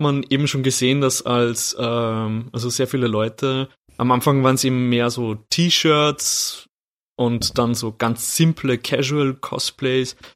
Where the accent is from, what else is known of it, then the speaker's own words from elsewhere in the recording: Austria; bei uns in Österreich